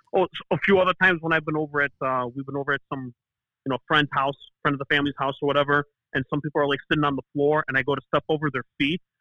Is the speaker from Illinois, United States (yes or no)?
yes; Chicago, Illinois, United States; first language Greek; English is a second language; growing up in Chicago in the '90s as a Bulls fan